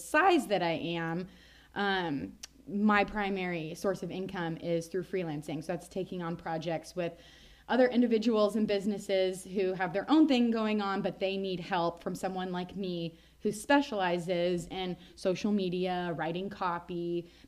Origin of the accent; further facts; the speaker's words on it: Nebraska, United States; I'm also from Nebraska, like Meg